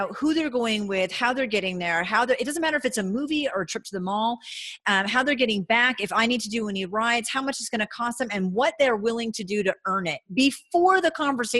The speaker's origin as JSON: {"language": "English", "region": "New England", "country": "United States", "moved": "yes", "lives_now": "Reno, United States", "said": "I'm from New England where everybody breathes and speaks hockey."}